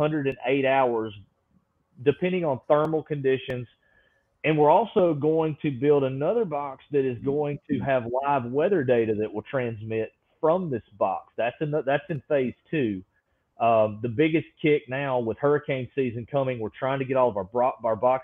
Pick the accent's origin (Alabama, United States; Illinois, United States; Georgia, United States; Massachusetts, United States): Alabama, United States; I was born and raised in Alabama